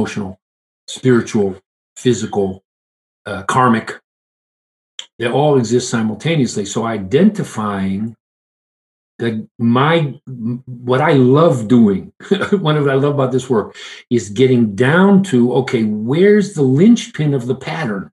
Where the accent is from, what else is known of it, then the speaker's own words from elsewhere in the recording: Detroit, Michigan, United States; I grew up in Detroit.